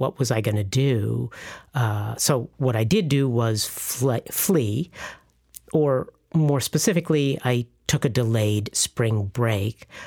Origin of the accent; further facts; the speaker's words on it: Illinois, United States; moved away as an adult; also born or lived in Chicago / Bolivia; now in Florida Keys, United States; I ended up at my hometown school, the University of Illinois